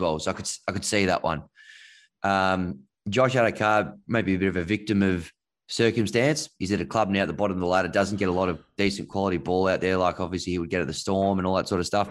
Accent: Canberra, Australian Capital Territory, Australia; I grew up in Canberra.

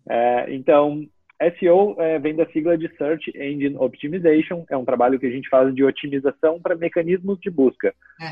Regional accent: Porto Alegre, Rio Grande do Sul, Brazil; moved away as an adult; also born or lived in Santa Maria, Rio Grande do Sul; now in Garopaba, Brazil; eu só nasci lá, eu morei a vida toda praticamente em Porto Alegre, né, na capital uhum. do estado

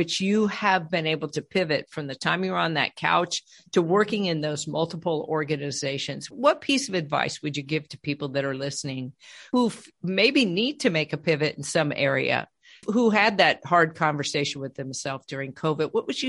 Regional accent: California, United States; also born or lived in Colorado; And I came from California and we met in Colorado.

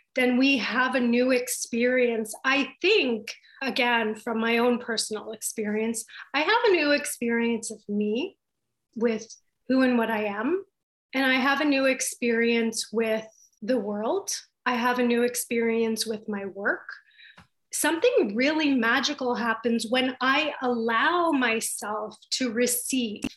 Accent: Baffin Island, Nunavut, Canada; now in Toronto, Canada; I grew up on Baffin Island

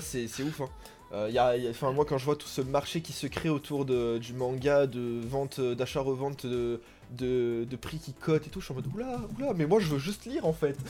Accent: France; chez nous en France

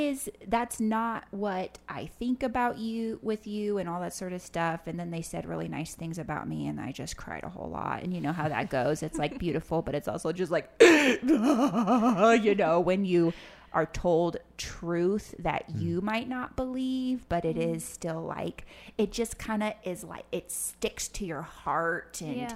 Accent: Panama City, Panama; Well, I grew up as a TCK in Panama City, Panama. My parents got on the mission field when I was between like 1 and 2, spent a year in Costa Rica, then went to Panama.

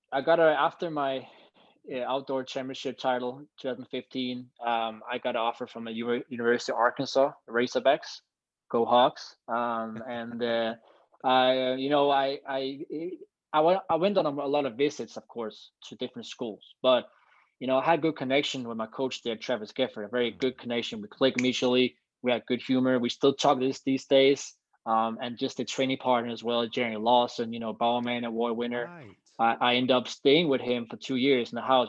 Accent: Copenhagen, Capital Region of Denmark, Denmark; also born or lived in United States; now in Copenhagen, Denmark; I'm from Copenhagen, Denmark, and I'm a long jumper

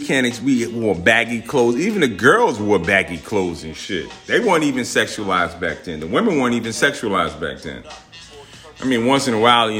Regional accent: Newark, New Jersey, United States; I grew up in Newark, New Jersey.

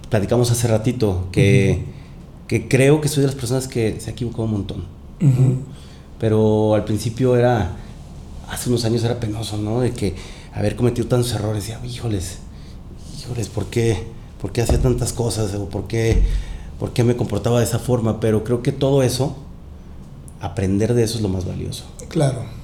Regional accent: Mexico; also born or lived in Panama; También soy panameño, soy mexicano panameño. Mi mamá es panameña. Eh, viví con mis abuelos allá también.

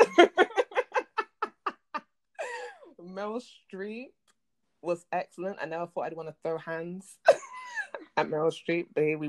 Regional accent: London, United Kingdom; moved away as an adult; now in New York City, United States; I'm a writer from Croydon, which is a borough in South London. So big up South London, big up the ends. I'm of Jamaican descent as well. Right now I'm based in NYC

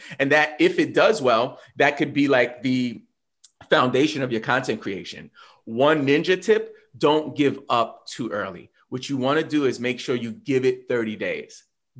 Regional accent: New York, United States; I'm from New York, but whatever.

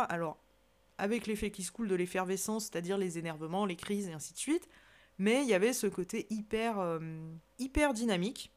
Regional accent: Savoy, Auvergne-Rhône-Alpes, France; je suis savoyarde de corps et d'esprit, comme j'aime si bien le dire, j'ai la chance de vivre dans une magnifique région

